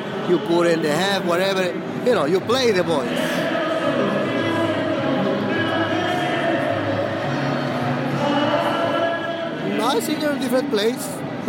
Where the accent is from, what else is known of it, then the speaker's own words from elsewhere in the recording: Ecuador; English is a second language; now in New York, United States; I'm from Ecuador. I live in New York